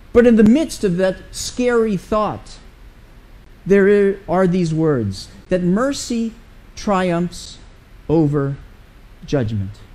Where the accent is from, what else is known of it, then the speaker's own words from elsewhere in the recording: United States; as an American